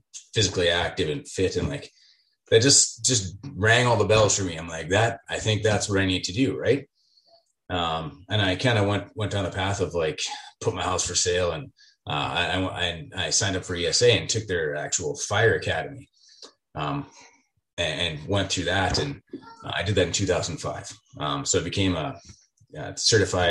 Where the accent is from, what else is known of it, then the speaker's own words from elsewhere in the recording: Leduc, Alberta, Canada; I was born and raised in Leduc. I'm kind of one of the few guys here who's actually from the community. And has lived here my whole life.